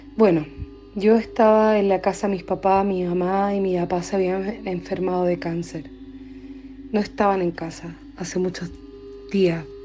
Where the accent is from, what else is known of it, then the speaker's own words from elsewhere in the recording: Chile; also born or lived in Coquimbo; Soy chilena